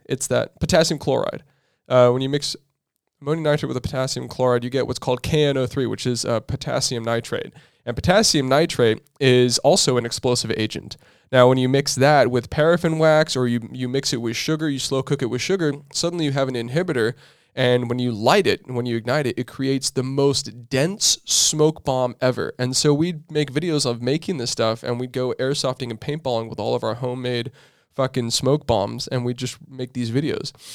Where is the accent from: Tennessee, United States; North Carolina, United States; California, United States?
California, United States; Southern; we're growing up in Southern California